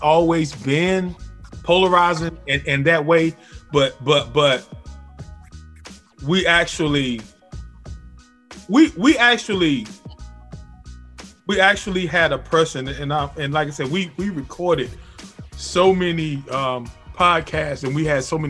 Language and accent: English; the South, United States; I'm from the South, so you know, we're from the country down here